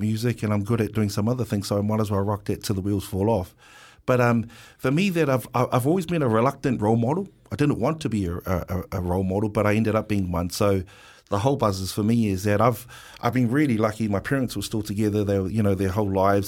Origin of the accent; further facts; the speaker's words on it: Wellington, New Zealand; Pōneke, I'm from Wellington, Pōneke. Island Bay, Lyle Bay, Newtown boy.